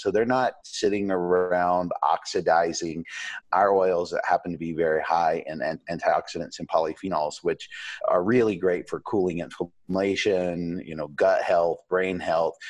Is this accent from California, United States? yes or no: no; Asheville, North Carolina, United States; also born or lived in New York City; I had an apple tree in my backyard here in Asheville, North Carolina, where I grew up